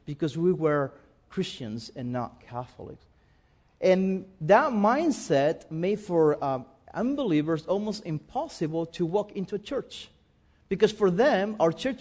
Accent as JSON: {"language": "English", "country": "Spain", "also_born_or_lived": "United States", "second_language": "English", "moved": "as an adult", "said": "I'm from Spain"}